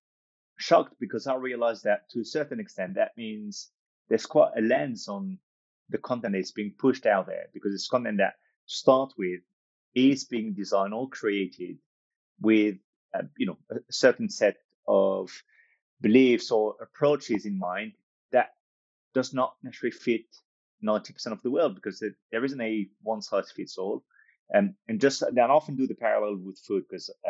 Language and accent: English; France; moved away as an adult; also born or lived in United States / Australia / Africa; now in United Kingdom; My background is North African, but I was born and raised in France and lived in the US, lived in Australia, lived in Africa, lived in the UK where I'm currently based.